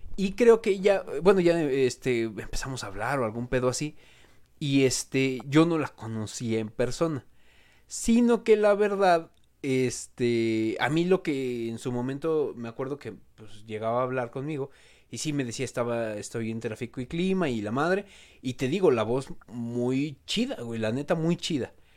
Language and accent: Spanish; Mexico; como pinches mexicanos